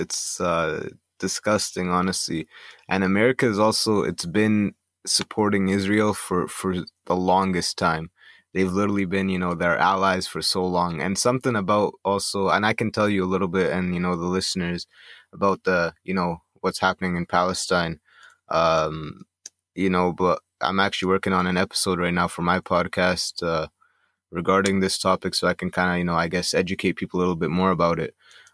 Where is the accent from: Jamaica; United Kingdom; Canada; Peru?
Canada; But even then, like, I'm Egyptian Canadian, so when I go back to, like, you know, visit Egypt and stuff like